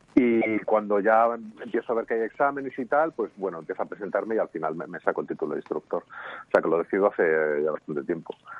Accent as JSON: {"language": "Spanish", "town": "Madrid", "region": "Community of Madrid", "country": "Spain", "said": "vivo en Madrid y soy de Madrid"}